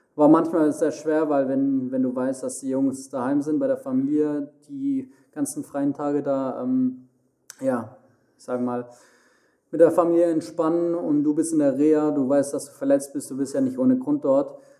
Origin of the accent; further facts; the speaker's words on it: Heilbronn, Baden-Württemberg, Germany; also born or lived in Mannheim; now in Frankfurt, Germany; quasi fast neben Heilbronn, wo ich herkomme